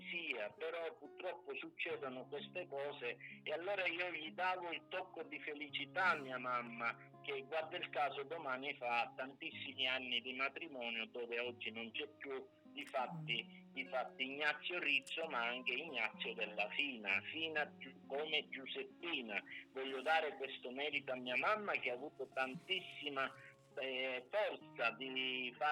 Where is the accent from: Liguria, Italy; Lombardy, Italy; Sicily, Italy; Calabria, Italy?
Sicily, Italy; Raddusa; al mio paese che si chiama Raddusa Ragusa, provincia di Catania